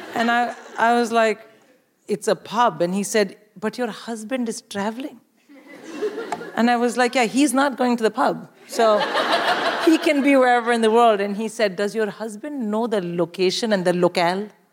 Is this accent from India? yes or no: yes; India; moved away as an adult; now in United Kingdom; I'm born and raised in India.